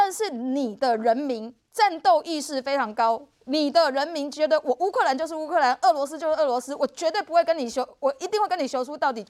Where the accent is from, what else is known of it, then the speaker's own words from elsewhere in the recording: Taiwan; 我们要必须要让我们台湾人民知道，我们必须。准备好自己，才能够跟中国去竞争